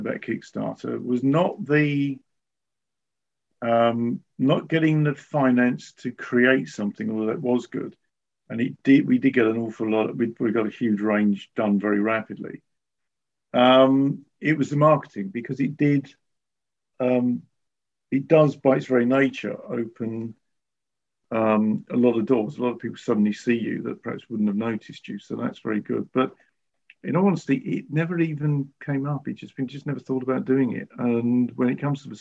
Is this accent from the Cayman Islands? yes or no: no; United Kingdom; I'm a Brit